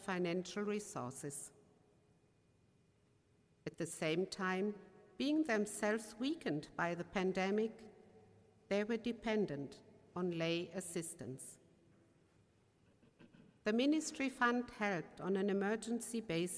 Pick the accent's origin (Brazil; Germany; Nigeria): Germany; accent: German; English is a second language; my German accent